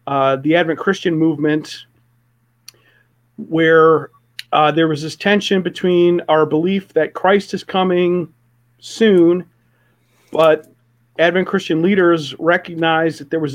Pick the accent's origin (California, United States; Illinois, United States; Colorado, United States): Illinois, United States; Palatine; Willow Creek Community Church, which actually started in my hometown.